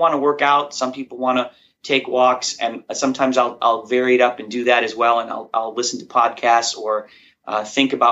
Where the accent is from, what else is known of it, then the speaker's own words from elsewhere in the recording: Chicago, Illinois, United States; I grew up in Chicago, and outside of Chicago in a small little blue-collar town